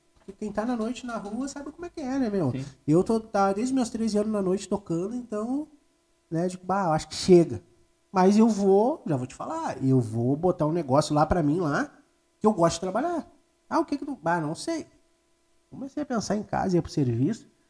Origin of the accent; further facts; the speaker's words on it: Gravataí, Rio Grande do Sul, Brazil; also born or lived in Cachoeirinha; Eu me criei em Gravataí, em Cachoeirinha